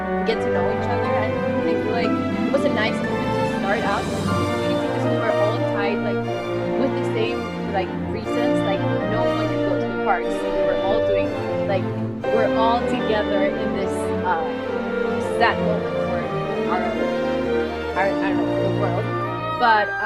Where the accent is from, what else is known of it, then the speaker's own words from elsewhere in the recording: Chile; first language Spanish; English is a second language; I'm actually from Chile, which is a country in South America